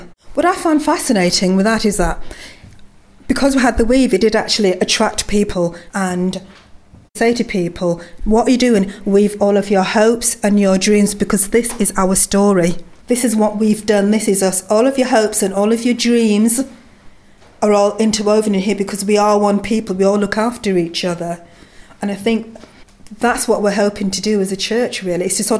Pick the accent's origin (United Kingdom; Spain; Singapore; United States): United Kingdom; Manchester, North West England; Personally speaking, I was brought up in Moss Side, and down there were lots of communities.